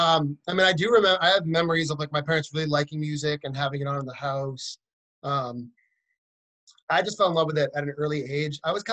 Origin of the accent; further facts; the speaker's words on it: central Massachusetts, United States; moved away as an adult; also born or lived in Boston, Massachusetts; now in Nashville, United States; I grew up in Massachusetts, kind of in the central part of the state.